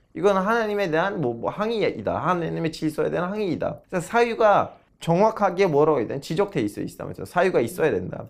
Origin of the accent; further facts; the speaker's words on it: Turkey; moved away; 터키에도 호라산이라는 군이 아. 있어요. 제 고향 옆에 있는데.